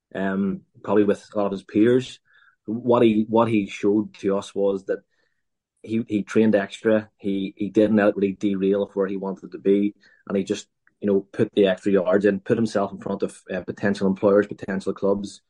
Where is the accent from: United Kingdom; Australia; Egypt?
United Kingdom; Northern Ireland; as Northern Irish